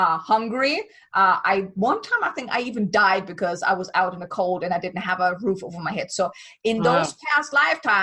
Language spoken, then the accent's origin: English; Germany; moved away as an adult; now in United States; I'm from Germany